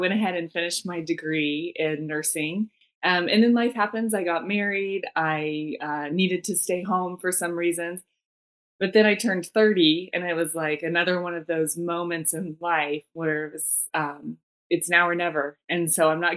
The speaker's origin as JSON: {"language": "English", "region": "Arizona", "country": "United States", "tie": "born or raised there", "also_born_or_lived": "Washington, D.C.", "said": "born and raised in Arizona, I joined the military out of Arizona."}